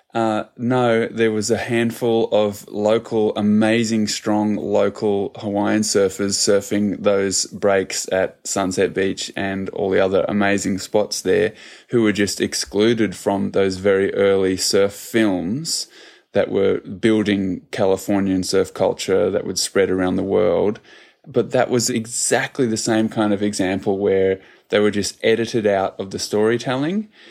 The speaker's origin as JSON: {"language": "English", "country": "New Zealand", "moved": "yes", "lives_now": "Australia", "said": "I'm originally from New Zealand"}